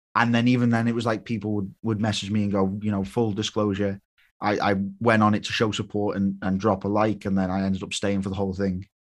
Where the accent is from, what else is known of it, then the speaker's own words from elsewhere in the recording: United Kingdom; I was British